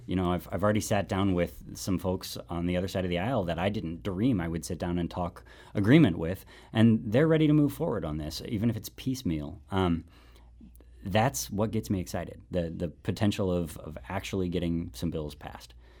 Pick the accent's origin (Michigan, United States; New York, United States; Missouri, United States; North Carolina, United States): Missouri, United States; St. Louis; also born or lived in Washington, D.C.; I'm born and raised in Shaw